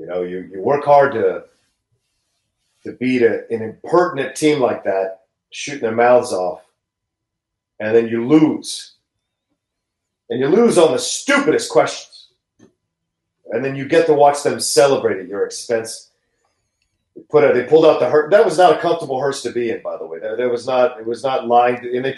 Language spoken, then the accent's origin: English; Bolivia; raise some llamas that I can import from South America from my home country of Bolivia